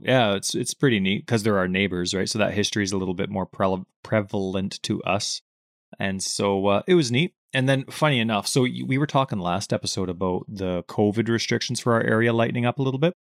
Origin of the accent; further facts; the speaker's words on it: Canada; we're from Canada.